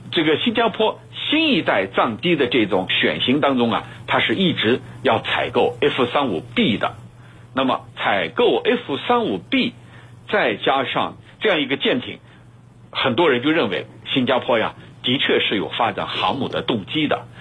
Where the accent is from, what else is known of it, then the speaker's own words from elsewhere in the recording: China; 我们中国人这个都很清楚